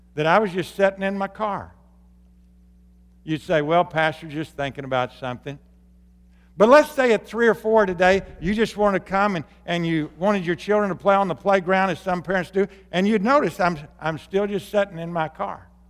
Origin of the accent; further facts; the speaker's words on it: Arkansas, United States; moved away; when I grew up in Arkansas